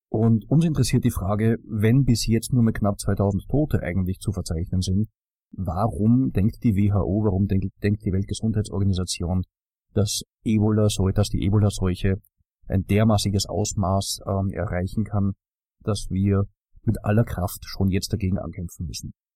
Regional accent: Austria; wenn man als Österreicher in den Norden kommt

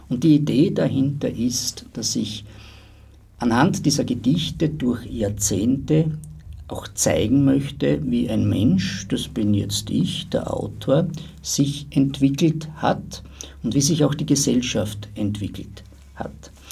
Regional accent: Styria, Austria; Ich habe mich persönlich nie immer so als Österreicher besonders gesehen, schon, ja, also man ist schon Österreicher oder als Steirer oder was auch immer oder als Grazer, als Brucker, was du willst

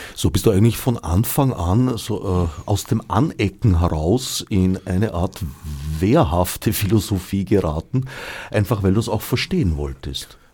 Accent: Vienna, Austria; das war am Stadtrand, wo ich aufgewachsen bin

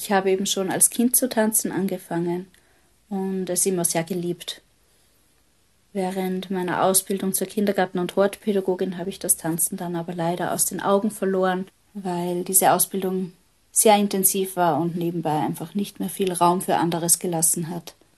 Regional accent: Hellmonsödt, Upper Austria, Austria; Geboren bin ich im Mühlviertel in Oberösterreich, in einem ganz kleinen Dorf in der Gemeinde Helmund Söd. Ich bin dort aufgewachsen

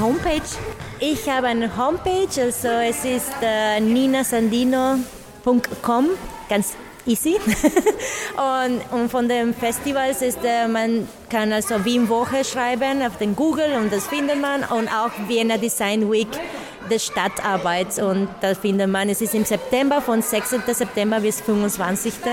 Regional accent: Nicaragua; German is a second language; moved away; Ich komme aus Nicaragua und ich bin Performerin, Tänzerin und Tanzpädagogin

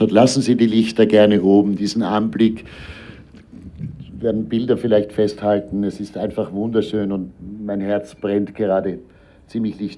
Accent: Austria; Er ist Israeli. Ich bin Österreicher.

